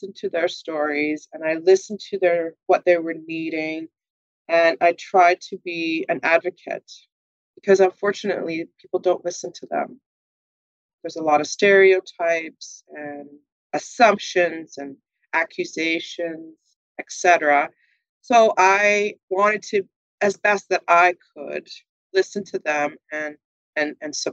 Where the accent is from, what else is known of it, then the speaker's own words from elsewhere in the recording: Manitoba, Canada; now in Winnipeg, Canada; So I am a Manitoban. I was born and bred in Manitoba.